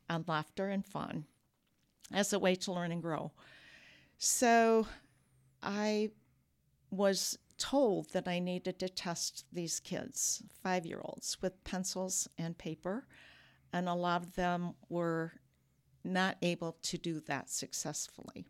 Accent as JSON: {"language": "English", "town": "Peoria", "region": "Illinois", "country": "United States", "tie": "born or raised there", "also_born_or_lived": "DeKalb, Illinois", "moved": "as an adult", "lives_now": "Rockford, United States", "said": "I grew up in Peoria"}